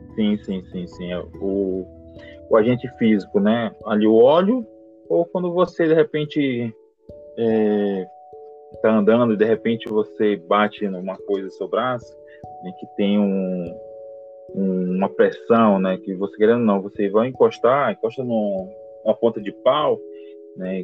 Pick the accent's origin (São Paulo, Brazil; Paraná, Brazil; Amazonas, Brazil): Amazonas, Brazil; Manaus; moved away as an adult; now in Paraguay; sou natural de Manaus, Amazonas.